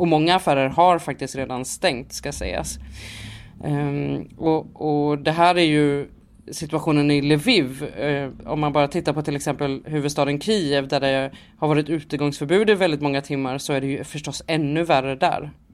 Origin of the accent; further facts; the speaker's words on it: Sweden; vi är från Sverige och att vi kommer från svensk media